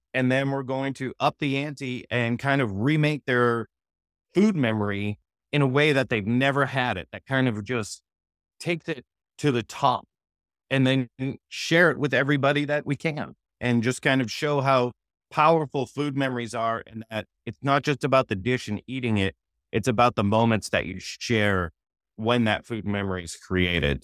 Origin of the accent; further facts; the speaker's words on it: Boston, Massachusetts, United States; moved away as an adult; also born or lived in Los Angeles, California; I grew up in Massachusetts.